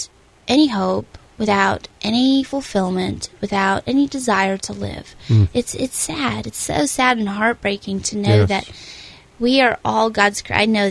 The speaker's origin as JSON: {"language": "English", "country": "Russia", "tie": "born or raised there", "moved": "yes", "said": "I was born in Russia, and when I was 7 or 8 years old, I ended up in an orphanage"}